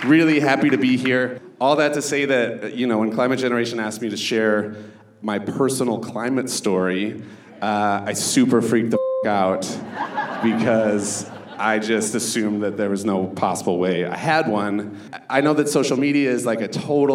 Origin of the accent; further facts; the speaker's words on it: Hopkins, Minnesota, United States; I grew up in Hopkins, which is like 20 minutes outside of the cities